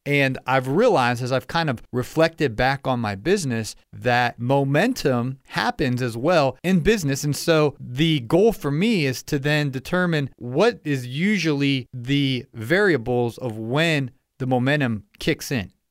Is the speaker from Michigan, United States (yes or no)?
no; Ohio, United States; now in Atlanta, United States; I'm from Ohio